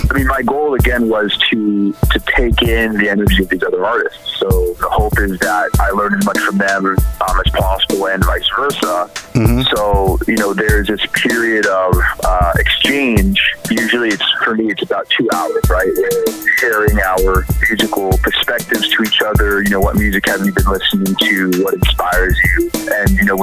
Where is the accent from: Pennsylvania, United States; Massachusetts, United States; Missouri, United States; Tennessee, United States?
Massachusetts, United States; Newton; born or raised there; also born or lived in New Hampshire